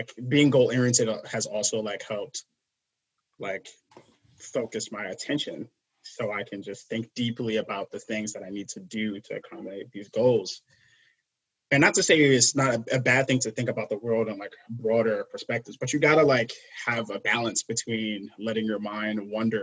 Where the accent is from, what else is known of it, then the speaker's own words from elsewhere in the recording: New York City, New York, United States; I grew up in like Brooklyn, I grew up in Flatbush, Brooklyn